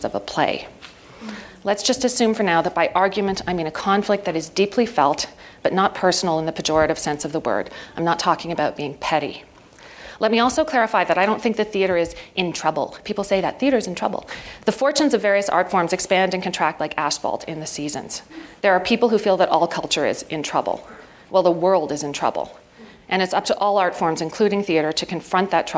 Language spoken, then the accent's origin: English; Ottawa, Ontario, Canada; I grew up in Ottawa, the most passive-aggressive place in the universe.